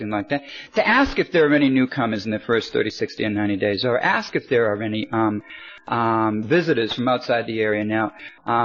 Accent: Boston, Massachusetts, United States; moved away as an adult; also born or lived in California; I started out in Boston, Massachusetts, and I went to California, and I've come to Sydney

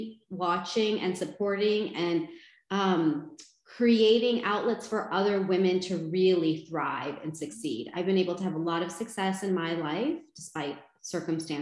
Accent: United States; I was born and raised in the United States

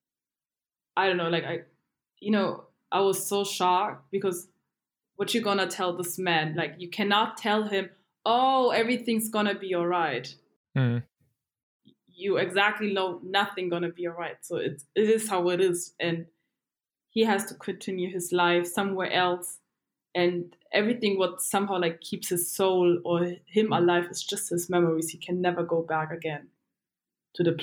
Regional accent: Dachau, Bavaria, Germany; also born or lived in Asmara, Eritrea; I was born and raised in Germany.

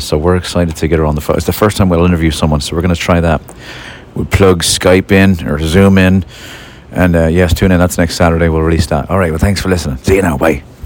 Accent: Dublin, Leinster, Ireland; moved away; my brother Jimmy, when we were growing up in Lansdowne Dance Hall uh, in Dublin

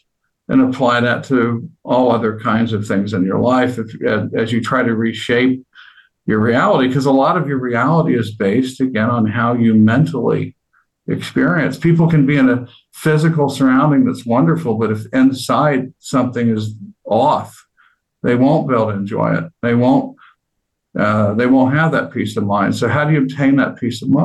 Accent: United States; as an American

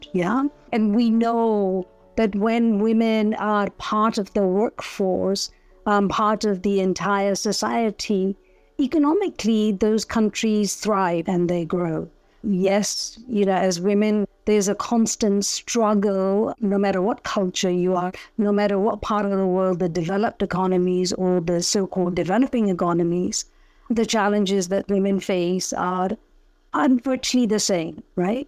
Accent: Punjab, India; also born or lived in United Kingdom; now in Lagos, Nigeria; I was born in India, in Punjab. I lived in, have grown up really all my adult life in the UK

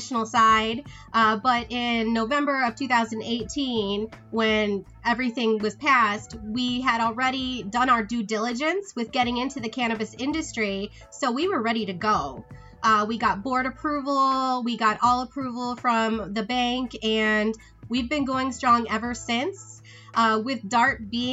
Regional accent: East Lansing, Michigan, United States; moved away as an adult; I was born in Michigan. I actually went to East Lansing High School

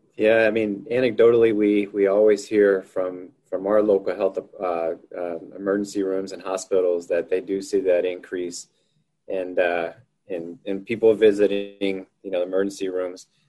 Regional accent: Houston, Texas, United States; moved away as an adult; now in Missoula, United States; I'm originally from Houston, Texas, and uh, I moved up to, Missoula, Montana in, uh, in May of 1997 to go to graduate school

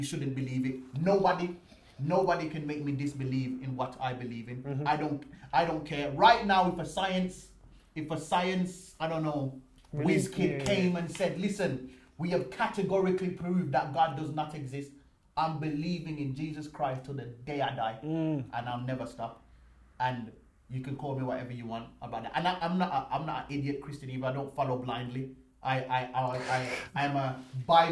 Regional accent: Jamaica; now in United Kingdom; when I was 6 years old, growing up in Jamaica

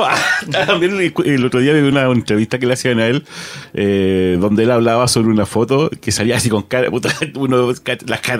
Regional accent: Chile; trío, de chilenos locos

